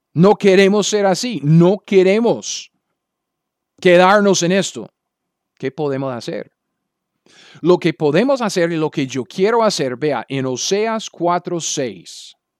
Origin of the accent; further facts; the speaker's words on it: United States; Spanish is a second language; moved away as an adult; also born or lived in Latin America; yo soy un gringo